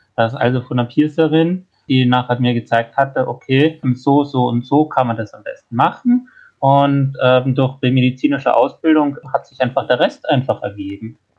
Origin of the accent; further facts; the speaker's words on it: Austria; bei uns in Österreich